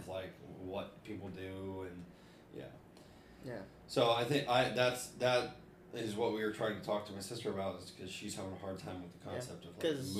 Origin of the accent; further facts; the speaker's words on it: Ohio, United States; I'm from Ohio.